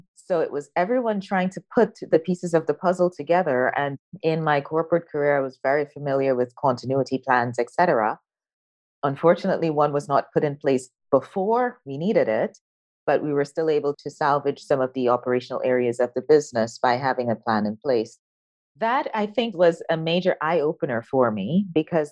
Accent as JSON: {"language": "English", "country": "Guyana", "tie": "born or raised there", "also_born_or_lived": "United States", "moved": "as an adult", "said": "I was born in South America, a little country by the name of Guyana. That's where I was born, grew up, went to high school, but then I went to university in the US."}